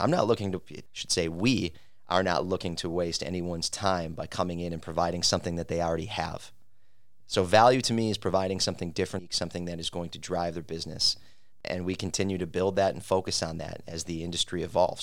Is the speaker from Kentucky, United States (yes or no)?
no; Milwaukee, Wisconsin, United States; having lived and growing up in the Mil-, downtown Milwaukee Third Ward